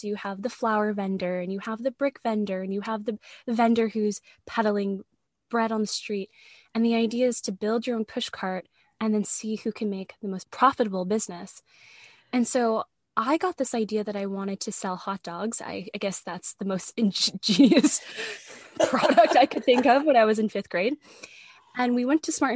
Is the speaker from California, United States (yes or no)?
yes; San Francisco, California, United States; moved away as an adult; also born or lived in Vancouver; my hometown of San Francisco